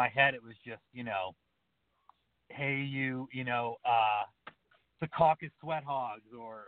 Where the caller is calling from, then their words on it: Montana, United States; from the Montana wheat field.